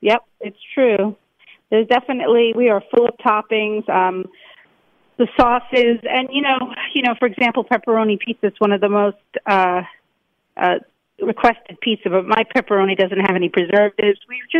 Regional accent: New York City, New York, United States; But I'm a New Yorker and I wanted to... find an iconic location like Grand Central

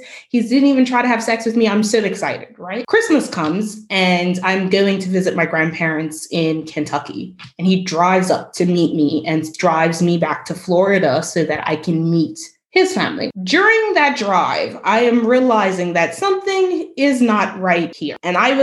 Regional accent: Bermuda; my island

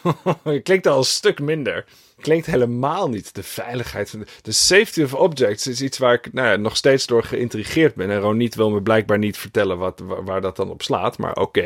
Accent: Friesland, Netherlands; moved away; also born or lived in Moscow; ik ben natuurlijk opgegroeid in Friesland

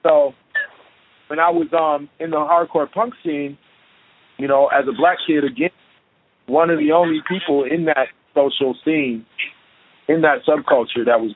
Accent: Chicago, Illinois, United States; now in Portland, United States; growing up in Chicago

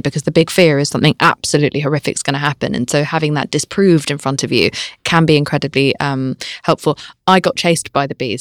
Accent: United Kingdom; I'm British

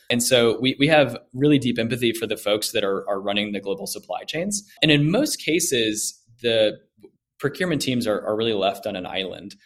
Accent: Orlando, Florida, United States; moved away as an adult; also born or lived in Greenville, South Carolina; now in Atlanta, United States; I grew up in Orlando, Florida

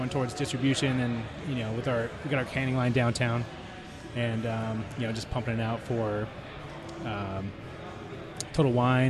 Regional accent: Albuquerque, New Mexico, United States; moved away as an adult; now in Phoenix, United States; I'm from Albuquerque, New Mexico.

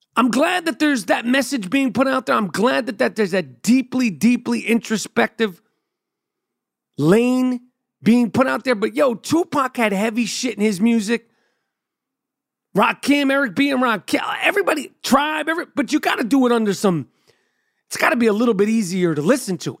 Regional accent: New York City, New York, United States; I grew up in New York City, you get to the game on your own

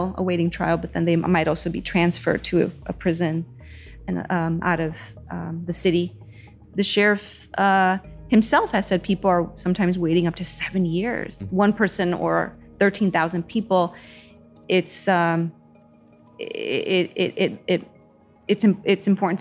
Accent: Chicago, Illinois, United States; Growing up in Little Village, has its softness and its hardness

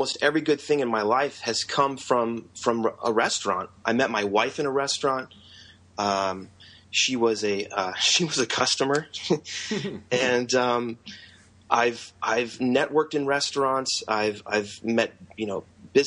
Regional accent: Indiana, United States; also born or lived in Los Gatos, California / San Francisco, California; school year in Indiana

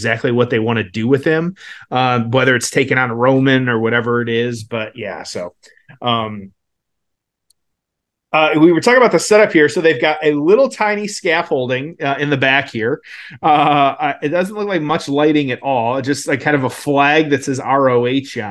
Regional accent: Detroit, Michigan, United States; now in Indiana, United States; SummerSlam is in my hometown of Detroit.

